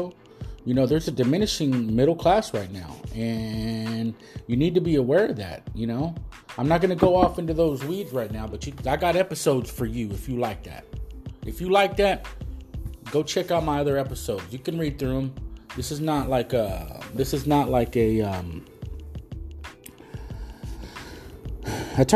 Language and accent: English; United States; I'm an American.